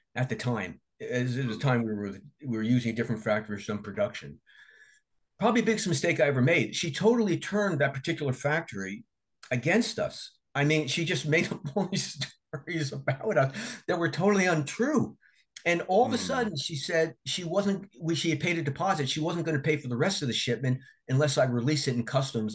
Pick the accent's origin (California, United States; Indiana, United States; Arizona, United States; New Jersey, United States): New Jersey, United States; I'm from Jersey and I used to go to Atlantic City all the time